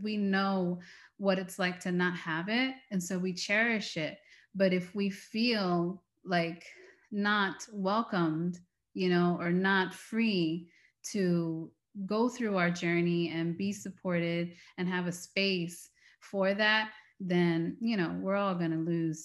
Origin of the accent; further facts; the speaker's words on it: United States; We are American. We are from the West